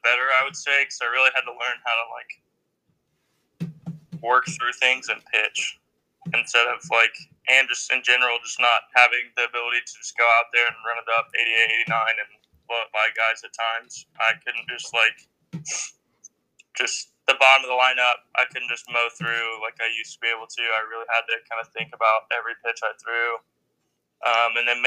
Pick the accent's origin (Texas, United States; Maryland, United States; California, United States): Texas, United States; Midlothian; I'm from the Dallas area, a little town called Midlothian